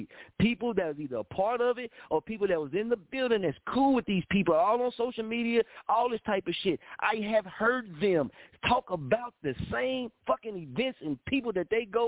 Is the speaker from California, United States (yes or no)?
no; Muskogee, Oklahoma, United States; moved away as an adult; also born or lived in Wichita, Kansas; I was born in Muskogee region. That's where I was. That's where my mama gave birth to me at, Muskogee region. I walked back and forth to school from Franklin Elementary to 13th Street